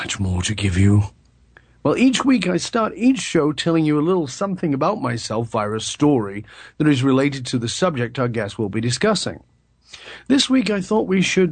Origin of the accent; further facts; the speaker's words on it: United Kingdom; moved away as an adult; also born or lived in British Columbia; I was born in the UK in the late 1950s, and although I've been gone from the UK much longer than I lived there